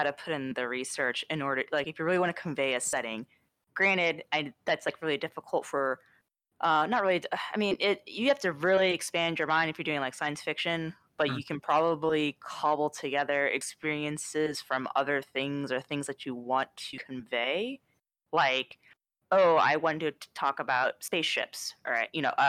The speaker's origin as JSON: {"language": "English", "region": "Midwest", "country": "United States", "tie": "born or raised there", "said": "I grew up in the Midwest"}